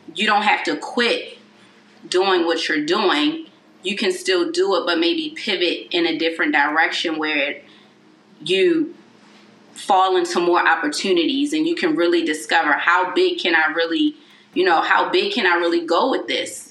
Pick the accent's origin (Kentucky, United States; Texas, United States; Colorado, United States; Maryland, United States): Maryland, United States; Baltimore; I'm from Baltimore City